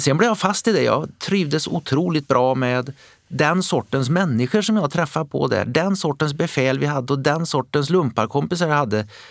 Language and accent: Swedish; Västergötland, Västra Götaland, Sweden; i vår region, där jag kom ifrån, Västergötland